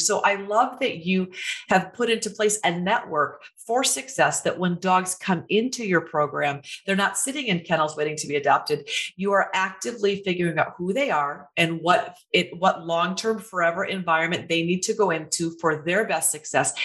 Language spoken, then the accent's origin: English; Iowa, United States; moved away; I'm from Iowa.